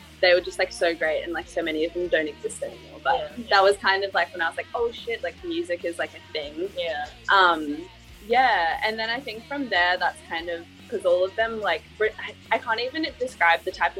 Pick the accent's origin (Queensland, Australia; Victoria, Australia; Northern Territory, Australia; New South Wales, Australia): Queensland, Australia; Brisbane; because I grew up in Brisbane